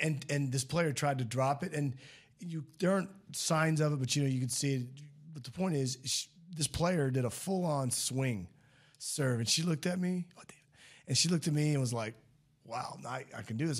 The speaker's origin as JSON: {"language": "English", "town": "St. Louis", "region": "Missouri", "country": "United States", "tie": "born or raised there", "also_born_or_lived": "Kansas / Rockwall, Texas", "moved": "yes", "said": "I grew up in Saint Louis"}